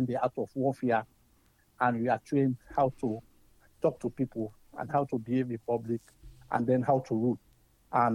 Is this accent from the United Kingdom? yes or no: no; Sierra Leone; moved away as an adult; also born or lived in Reading, Pennsylvania, United States; now in United States; I hail from the Republic of Sierra Leone in West Africa.